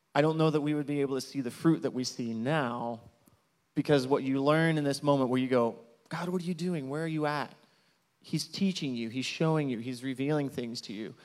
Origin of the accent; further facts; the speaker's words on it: Marion, Illinois, United States; moved away as an adult; also born or lived in Champaign, Illinois; now in Zacatecas, Mexico; I'm originally from Southern Illinois, from Marion